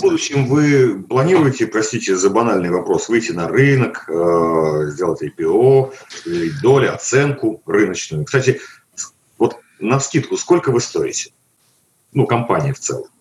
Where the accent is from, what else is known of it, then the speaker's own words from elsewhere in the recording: Moscow, Russia; я как э, москвич